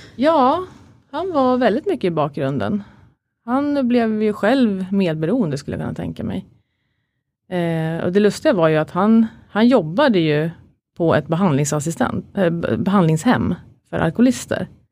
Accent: Katrineholm, Södermanland, Sweden; moved away; also born or lived in Stockholm; växte upp som alla andra, i en, eh, eller de flesta, liksom i en eh, kärleksfull familj med mamma, pappa, min lillebror Christian då, och en storebror som heter Peter utanför Katrineholm. Så jag är inte från Stockholm från början

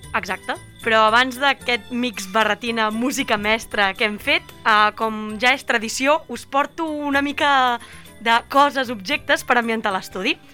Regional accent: Catalonia, Spain; com a catalans

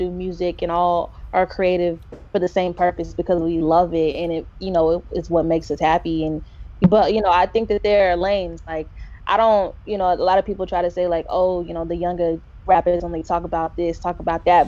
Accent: Knoxville, Tennessee, United States; I'm from Knoxville and there, you know, growing up here, there isn't, you know, there wasn't much of a hip hop scene

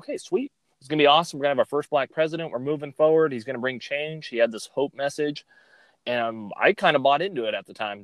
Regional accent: Fresno, California, United States; I grew up here in Fresno, California. Fresno is my home.

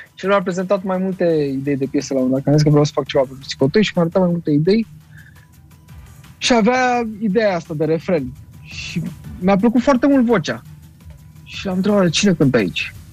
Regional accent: Romania; Sunt român

